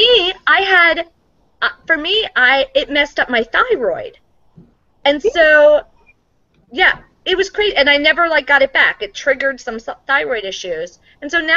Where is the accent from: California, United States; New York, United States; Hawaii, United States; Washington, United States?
New York, United States; moved away; I'm from New York, and when I go back home